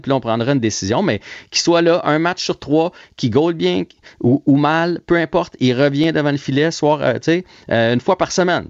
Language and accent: French; Trois-Rivières, Quebec, Canada; je viens de Trois-Rivières